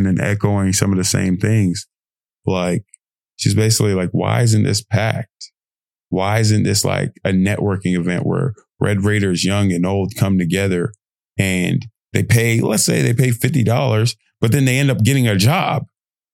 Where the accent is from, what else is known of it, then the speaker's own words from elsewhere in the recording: United Kingdom; accent: British; my lovely British accent.